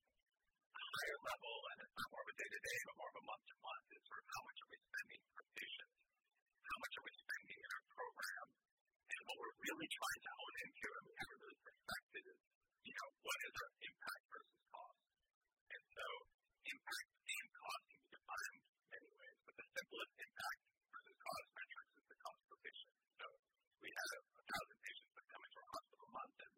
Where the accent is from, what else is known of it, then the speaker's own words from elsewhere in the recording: United States; I grew up in America